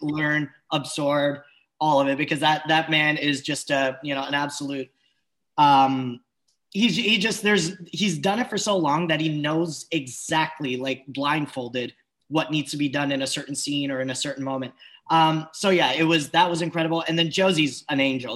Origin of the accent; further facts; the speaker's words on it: Switzerland; I just grew up Swiss. Everyone was just Swiss